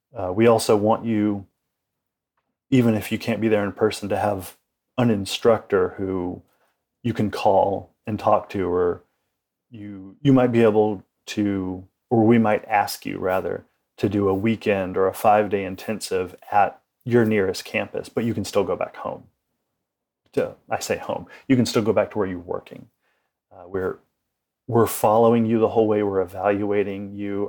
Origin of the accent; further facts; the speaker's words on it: United States; as an American, uh, a modern day American